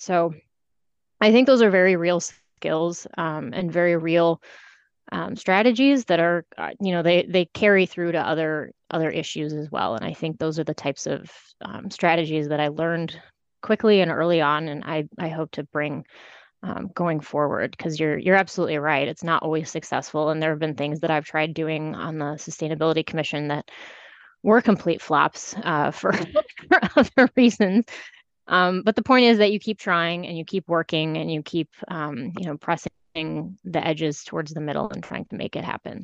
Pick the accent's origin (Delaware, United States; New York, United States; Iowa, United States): Iowa, United States; moved away as an adult; also born or lived in California / Chicago / Seattle; now in Elgin, United States; I grew up in Iowa